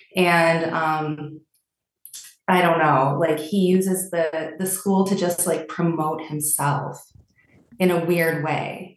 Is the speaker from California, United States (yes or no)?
no; Milwaukee, Wisconsin, United States; also born or lived in a small town; I did grow up in a small town, but my formative years were in Milwaukee